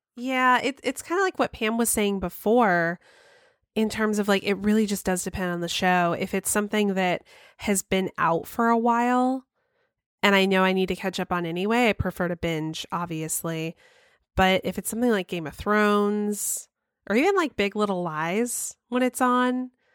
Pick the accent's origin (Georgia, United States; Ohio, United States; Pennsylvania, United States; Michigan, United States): Georgia, United States; Cumming; moved away; I grew up in Cumming, Georgia